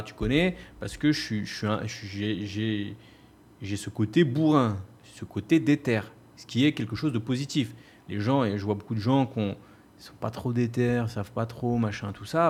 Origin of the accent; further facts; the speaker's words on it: France; moved away as an adult; now in Bali, Indonesia; Je suis parti vivre à Bali. J'ai quitté la race, j'ai quitté la France